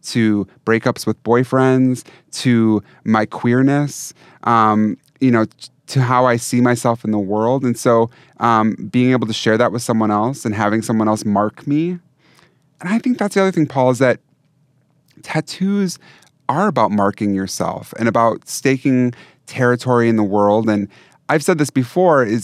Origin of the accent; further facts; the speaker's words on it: Wisconsin, United States; I'm from Wisconsin